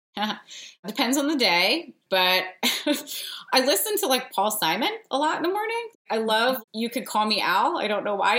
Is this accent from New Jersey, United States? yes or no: yes; New Jersey, United States; My dad is named Bob, and I'm from New Jersey